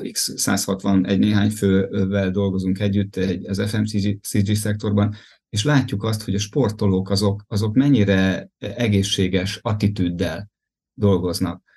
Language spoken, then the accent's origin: Hungarian; Ajka, Veszprém County, Hungary; az Ajka Duatonon indultam például, ahol, onnan származom